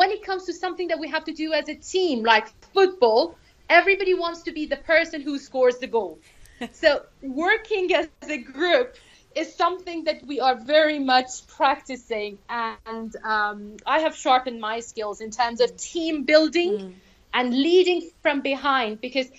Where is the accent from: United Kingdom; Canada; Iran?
Iran; could speak English when I was around five, and it has become surprising to many. I have never left the country for learning English. All English that I picked up happened here in Iran.